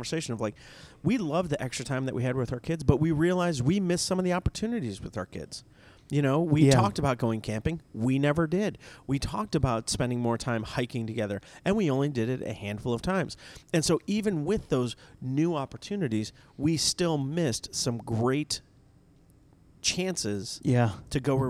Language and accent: English; the South, United States; Down south, we call it red